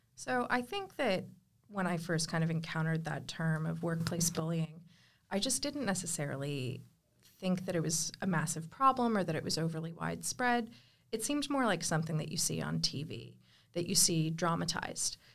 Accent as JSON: {"language": "English", "country": "United States", "moved": "yes", "lives_now": "Australia", "said": "as an American"}